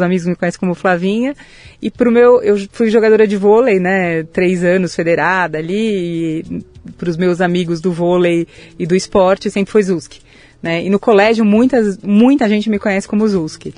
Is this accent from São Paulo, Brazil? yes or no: yes; São Paulo, Brazil; Nasci em São Paulo, capital, mas Opa. de família caipira